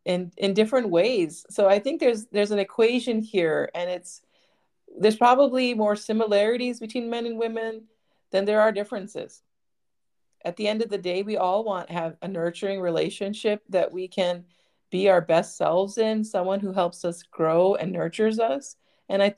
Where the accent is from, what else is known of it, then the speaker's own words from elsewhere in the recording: United States; I was raised in America, but I'm Indian.